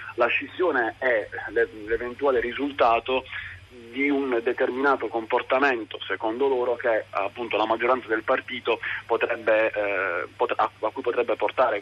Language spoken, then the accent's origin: Italian; Bari, Apulia, Italy; per noi pugliesi e per me che sono barese